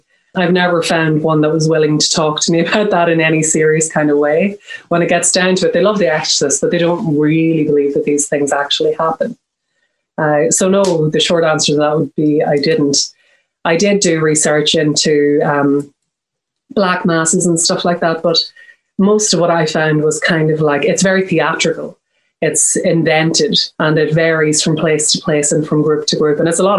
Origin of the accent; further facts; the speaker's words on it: Ireland; Well, I mean, I am Irish and I'm Catholic, so I've kind of been consulting with Catholic priests my whole life.